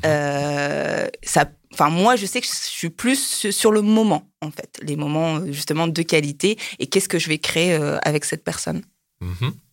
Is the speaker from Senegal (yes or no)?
no; France; moved away; also born or lived in Japan; je suis française